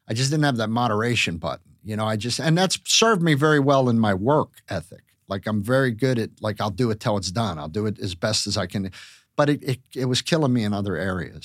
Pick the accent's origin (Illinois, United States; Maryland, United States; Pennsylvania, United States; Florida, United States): Pennsylvania, United States; Pittsburgh; moved away; growing up in Pittsburgh